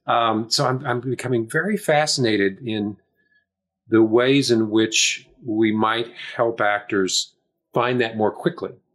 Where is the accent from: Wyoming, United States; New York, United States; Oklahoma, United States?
Oklahoma, United States; also born or lived in Michigan; now in Los Angeles, United States; up in Oklahoma